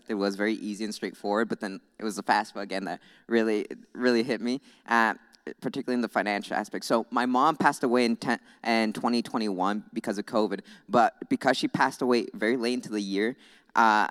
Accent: Goshen, Indiana, United States; I'm from Goshen. I was born right across the street, actually.

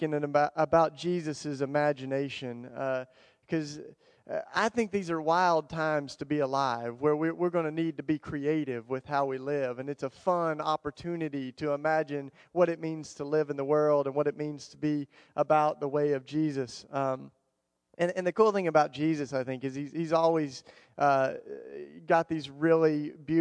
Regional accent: the Bible Belt, United States; I grew up in the Bible Belt where we had a lot of words with our Christianity

